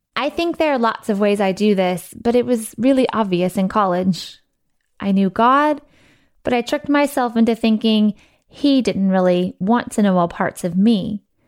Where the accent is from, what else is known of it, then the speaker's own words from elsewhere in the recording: Missouri, United States; I was born and raised in Missouri.